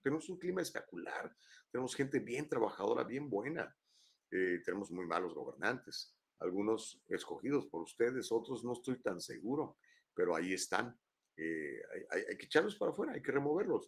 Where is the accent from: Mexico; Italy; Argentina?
Mexico; San Luis Potosí; moved away as an adult; also born or lived in Guadalajara, Mexico; now in California, United States; yo soy potosino, soy huasteco